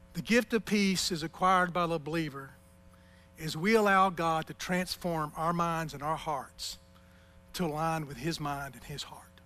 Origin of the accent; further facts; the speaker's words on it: United States; as an American in this culture